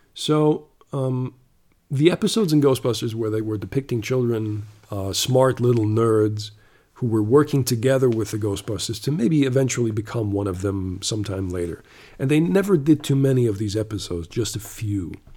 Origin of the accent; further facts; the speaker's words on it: Canada; moved away; also born or lived in Germany; I was born in Germany, but I grew up uh, for six years in Canada